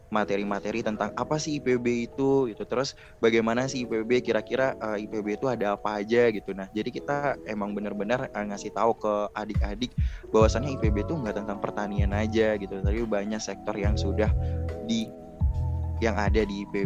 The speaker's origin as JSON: {"language": "Indonesian", "region": "Riau", "country": "Indonesia", "said": "merupakan rangkaian kegiatan yang ada di uh, Riau khususnya ya karena aku berasal dari Riau"}